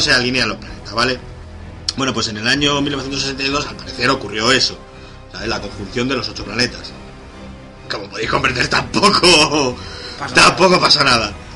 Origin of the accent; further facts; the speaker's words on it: Alcalá de Henares, Community of Madrid, Spain; mi pueblo es una ciudad de 200 200.000 habitantes